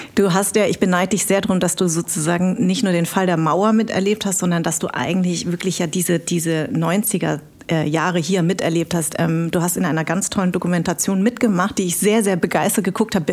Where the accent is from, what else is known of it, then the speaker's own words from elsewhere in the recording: Munich, Bavaria, Germany; now in Berlin, Germany; ich bin ja in München groß geworden.